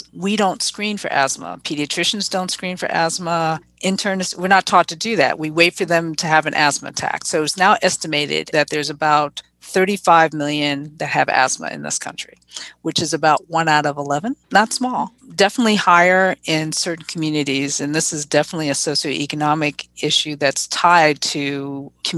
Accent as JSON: {"language": "English", "town": "New York City", "region": "New York", "country": "United States", "tie": "born or raised there", "said": "growing up in the Bronx"}